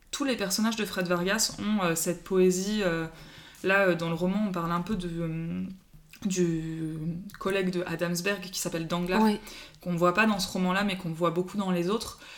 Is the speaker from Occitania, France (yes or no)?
no; Paris, Île-de-France, France; Moi, j'ai grandi à Paris